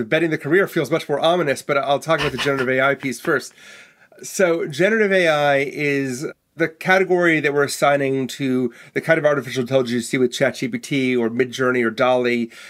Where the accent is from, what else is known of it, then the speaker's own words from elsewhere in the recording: Milwaukee, Wisconsin, United States; So I may speak like an East Coaster, but I was born and raised in Milwaukee, Wisconsin, so which surprised everybody.